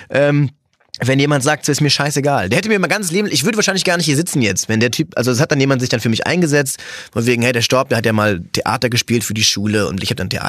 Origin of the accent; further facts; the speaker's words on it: Cologne, North Rhine-Westphalia, Germany; Ja, ich bin ja, ich bin ja Kölner